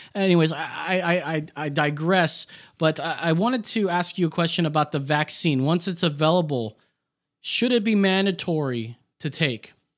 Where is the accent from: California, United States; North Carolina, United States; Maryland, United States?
California, United States; Orange County; I'm from Orange County, California